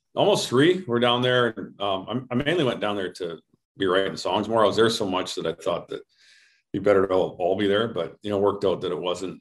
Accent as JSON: {"language": "English", "country": "Canada", "said": "as a Canadian"}